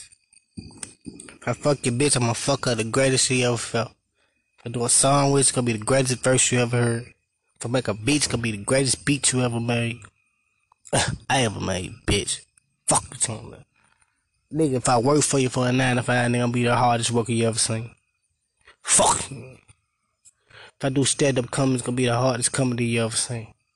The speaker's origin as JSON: {"language": "English", "town": "Memphis", "region": "Tennessee", "country": "United States", "said": "I'm from Now Memphis"}